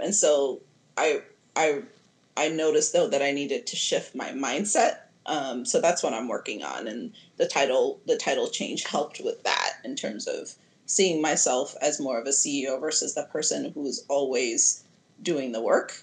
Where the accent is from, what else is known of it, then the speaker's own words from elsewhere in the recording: Addis Ababa, Ethiopia; also born or lived in Nashville, Tennessee / Georgia; now in Oakland, United States; originally, I'm from Addis Ababa, Ethiopia